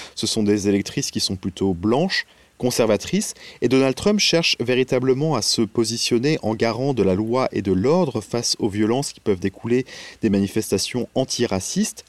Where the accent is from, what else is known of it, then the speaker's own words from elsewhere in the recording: France; now in New York, United States; en tant que Français